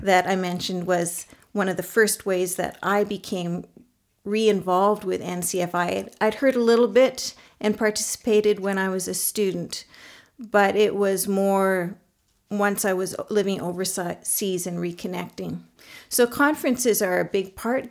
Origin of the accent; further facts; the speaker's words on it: Canada; now in Mongolia; I'm a Canadian nurse, and I actually happen to also be currently living in Mongolia